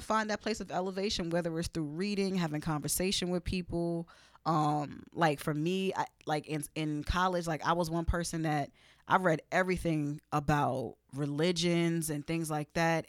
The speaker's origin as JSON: {"language": "English", "town": "New York City", "region": "New York", "country": "United States", "tie": "born or raised there", "said": "being in, in, in Brooklyn"}